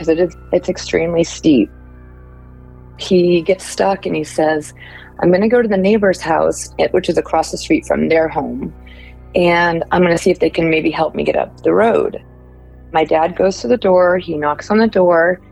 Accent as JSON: {"language": "English", "town": "Millers Creek", "region": "North Carolina", "country": "United States", "tie": "born or raised there", "said": "I was raised in Millers Creek, North Carolina"}